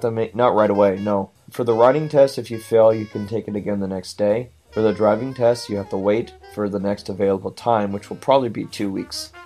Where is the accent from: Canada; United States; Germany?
United States; Washington; I'm from Washington